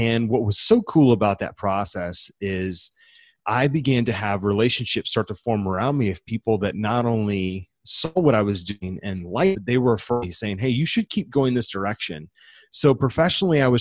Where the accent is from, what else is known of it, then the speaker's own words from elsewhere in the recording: St. Louis, Missouri, United States; I grew up in the Midwest, currently call a city called St. Louis, Missouri home